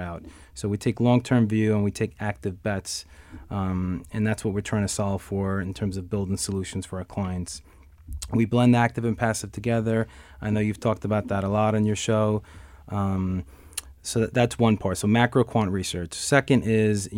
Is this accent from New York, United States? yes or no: yes; New York City, New York, United States; I was born and raised in Astoria, Queens